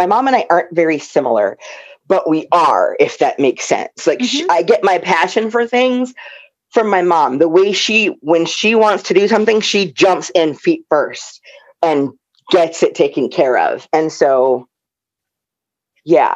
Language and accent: English; Omaha, Nebraska, United States; I grew up in Nebraska, a black gamer girl